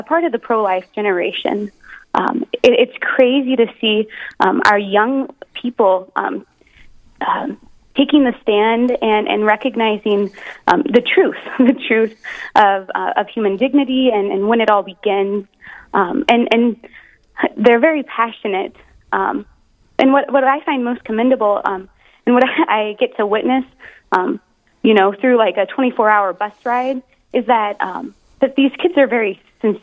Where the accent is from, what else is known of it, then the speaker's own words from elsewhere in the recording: Omaha, Nebraska, United States; moved away; the Archdiocese of Omaha flag that I recognized, and that's where my hometown parish was